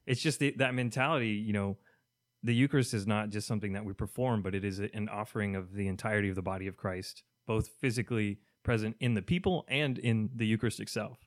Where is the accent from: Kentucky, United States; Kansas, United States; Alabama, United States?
Kentucky, United States; now in Miami, United States; I am from Kentucky, so I'm gonna be missing my southern foods